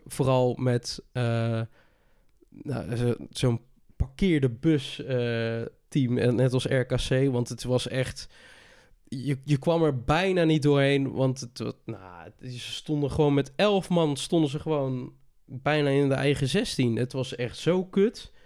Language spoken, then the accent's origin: Dutch; North Brabant, Netherlands; bij ons in Brabant